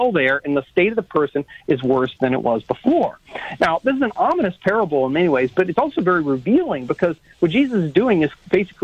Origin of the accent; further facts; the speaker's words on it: South Louisiana, United States; I'm from South Louisiana.